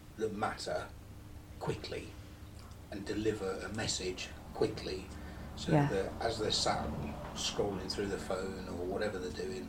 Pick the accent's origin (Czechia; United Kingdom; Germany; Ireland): United Kingdom; we're still British